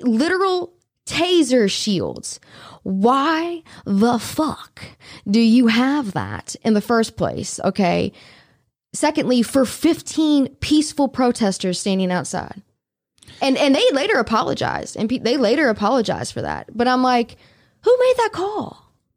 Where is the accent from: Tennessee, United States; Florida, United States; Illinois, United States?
Tennessee, United States; Memphis; also born or lived in New Orleans, Louisiana; I am originally from New Orleans. I've lived the majority of my life in Memphis, Tennessee